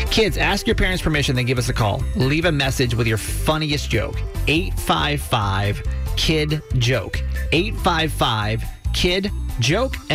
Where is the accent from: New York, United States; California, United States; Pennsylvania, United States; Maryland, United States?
Maryland, United States; Columbia; I'm from Columbia